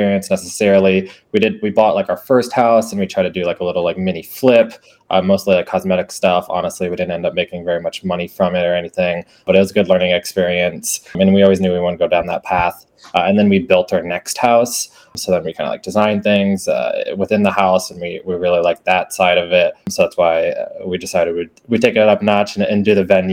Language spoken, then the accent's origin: English; Iowa, United States; I have born and raised in Iowa, actually. So, still in Iowa now